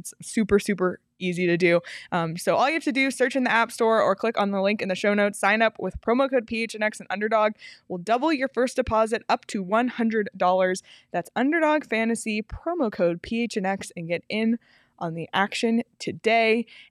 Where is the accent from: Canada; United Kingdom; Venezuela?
Canada; Toronto, Ontario; I'm from Toronto.